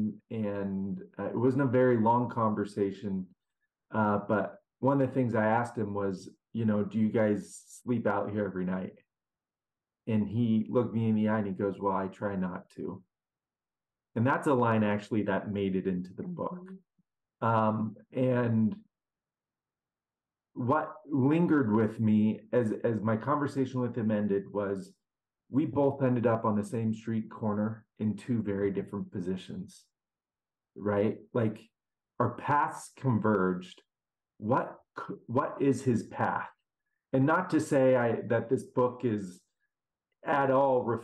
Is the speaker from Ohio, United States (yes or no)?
no; Seattle, Washington, United States; I grew up in Seattle